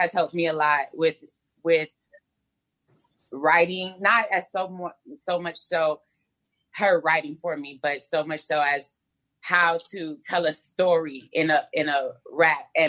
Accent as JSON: {"language": "English", "region": "Texas", "country": "United States", "said": "I'm from Texas."}